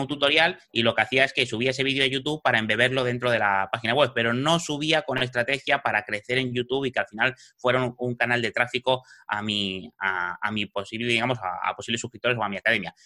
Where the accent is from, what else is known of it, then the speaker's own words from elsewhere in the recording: Madrid, Community of Madrid, Spain; moved away as an adult; now in Fuerteventura, Spain; soy madrileño, he vivido en Madrid toda mi vida, eh, hasta hace cuatro años